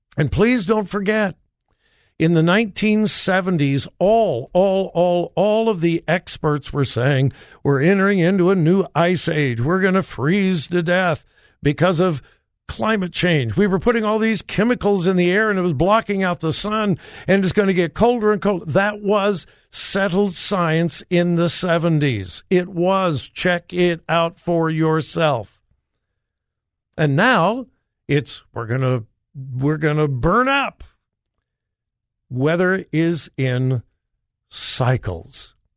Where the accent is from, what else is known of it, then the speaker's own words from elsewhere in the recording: Southern California, United States; moved away; I grew up in Southern California.